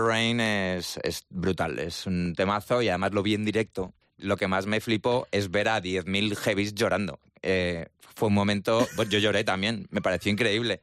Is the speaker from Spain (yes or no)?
yes; Spain; yo me vine a España, o sea, yo mm, nací en España